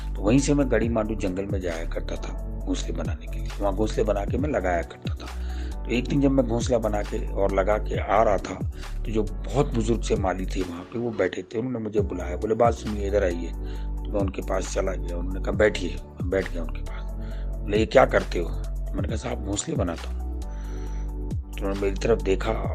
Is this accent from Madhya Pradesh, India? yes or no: no; Delhi, India; मेरा जन्म चांदी चौक के अंदर कटरा नीर में हुआ था हमारा तीन मंजिली मकान था